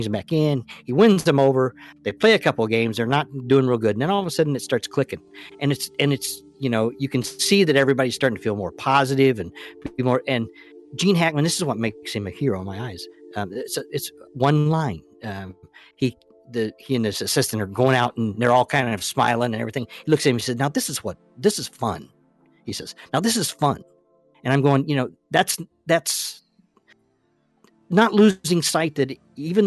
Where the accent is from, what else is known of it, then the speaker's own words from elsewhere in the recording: Indiana, United States; I am a Hoosier. I come from Indiana, and I grew up in Indiana, and I grew up in the basketball craze.